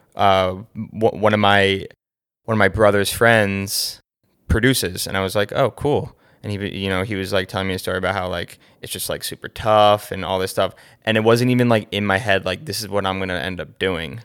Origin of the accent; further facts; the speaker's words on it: Short Hills, New Jersey, United States; I am from New Jersey. Grew up in Short Hills, New Jersey.